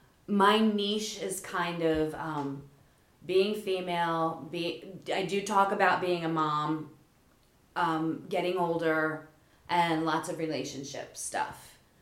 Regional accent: Lower Delaware, United States; I grew up in Lower Delaware in a small town.

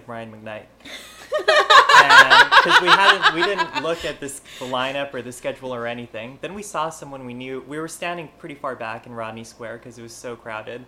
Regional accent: Hawaii, United States; moved away as an adult; also born or lived in Boston; now in Wilmington, United States; I was born, I grew up in Hawaii.

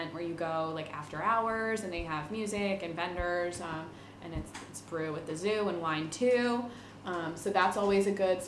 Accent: Wilmington, Delaware, United States; born or raised there

